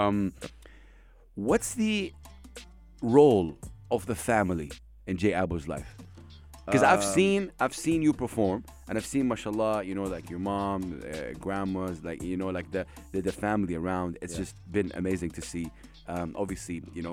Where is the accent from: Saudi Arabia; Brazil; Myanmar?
Saudi Arabia; I come from Saudi Arabia